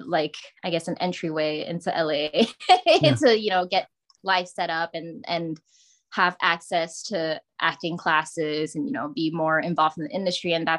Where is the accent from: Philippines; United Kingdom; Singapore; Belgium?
Singapore; accent: Singlish; moved away as an adult; also born or lived in New Mexico, United States / Arizona, United States; now in United States; I was born and raised in Singapore